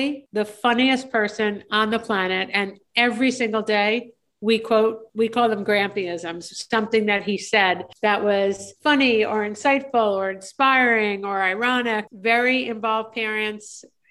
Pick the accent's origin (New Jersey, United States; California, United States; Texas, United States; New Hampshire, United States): New Jersey, United States; a suburb of New York City in; also born or lived in Michigan; I was raised in a suburb of New York City in New Jersey